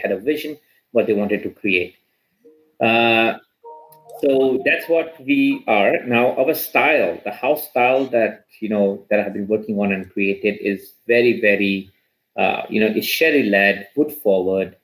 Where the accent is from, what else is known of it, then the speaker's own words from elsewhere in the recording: India; moved away; I grew up in India